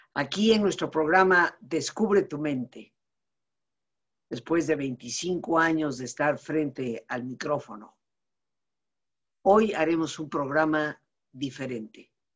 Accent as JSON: {"language": "Spanish", "region": "Yucatán", "country": "Mexico", "said": "Soy mexicana con una familia establecida en Yucatán desde hace más de 300 años"}